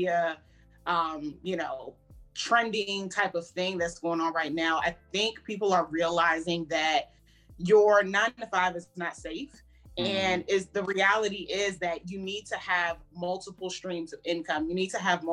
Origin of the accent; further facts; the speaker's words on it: Prince George's County, Maryland, United States; also born or lived in Howard County, Maryland; I was born and raised in PG County. So I'm from the DMV area, born and raised in Maryland, lived majority of my life in PG County